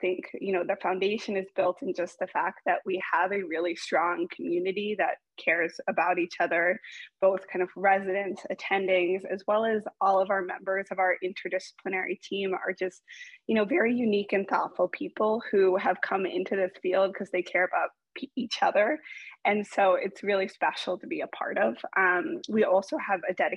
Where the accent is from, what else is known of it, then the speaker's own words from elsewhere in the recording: Boston, Massachusetts, United States; now in Chicago, United States; I'm originally from Boston